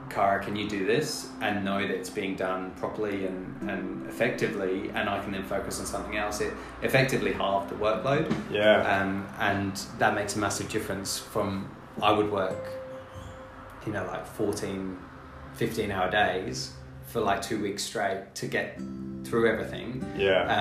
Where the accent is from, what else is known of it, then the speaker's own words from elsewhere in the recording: England, United Kingdom; moved away as an adult; also born or lived in Brisbane, Australia; now in Australia; I was born in Brisbane, but I um, went. My mum's English, um, so we went back to England when I was little. Okay. Um, and I did all my schooling, all my uni in England.